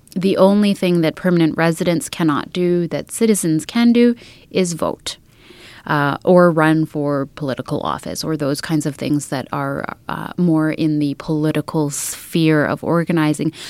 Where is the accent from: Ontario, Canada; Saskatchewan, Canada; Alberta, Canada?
Alberta, Canada; Edmonton; I am a Treaty 6 settler, so I was born and raised in Edmonton